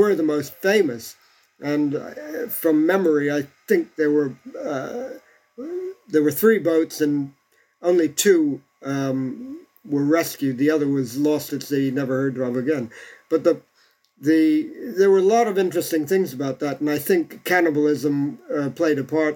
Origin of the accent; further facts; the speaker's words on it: Bermuda; I come from a place that was actually began life as a settlement of castaways.